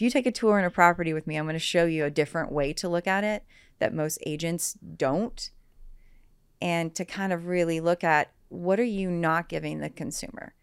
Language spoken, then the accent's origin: English; Southern West Virginia, United States; moved away as an adult; also born or lived in Washington, District of Columbia, United States; now in Cincinnati, United States; I grew up in Southern West Virginia.